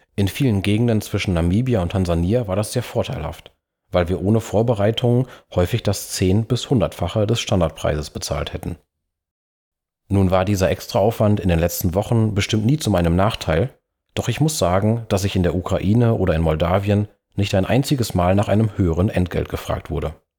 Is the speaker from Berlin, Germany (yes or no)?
no; Münsterland, North Rhine-Westphalia, Germany; meine Heimat, das Münsterland